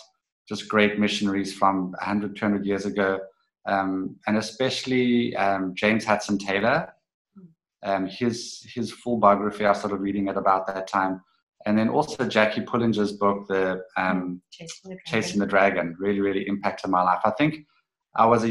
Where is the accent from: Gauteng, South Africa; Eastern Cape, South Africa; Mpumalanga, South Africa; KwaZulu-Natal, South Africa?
Eastern Cape, South Africa; East London; when I was a teenager growing up in East London, South Africa